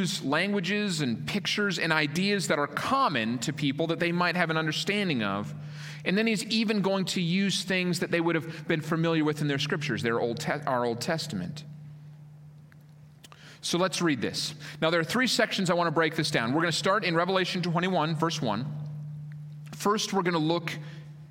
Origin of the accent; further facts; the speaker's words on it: Minnesota, United States; moved away; I grew up in Minnesota, land of 10,000 lakes.